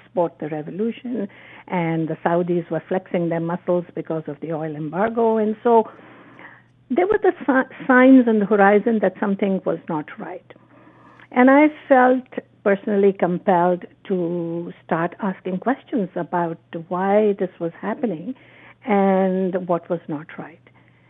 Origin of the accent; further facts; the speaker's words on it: Pakistan; moved away as an adult; now in Canada; I grew up in Pakistan with a very different perception and practice of Islam, which was tolerant, compassionate, which was very respectful of other faiths and other people.